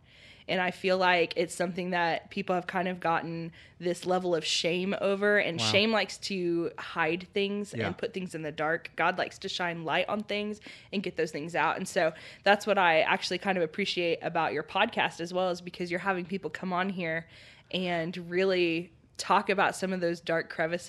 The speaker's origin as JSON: {"language": "English", "region": "Oklahoma", "country": "United States", "also_born_or_lived": "Louisiana", "said": "I'm actually from Oklahoma, but then we moved to Louisiana because that's where my biological dad's family."}